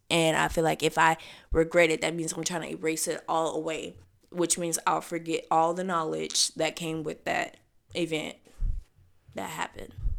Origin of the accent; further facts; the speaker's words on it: the South, United States; I was raised in the South